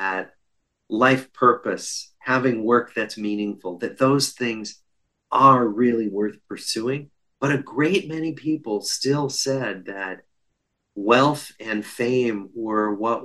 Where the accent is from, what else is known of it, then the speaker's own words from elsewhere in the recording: Des Moines, Iowa, United States; moved away; I grew up in Des Moines, Iowa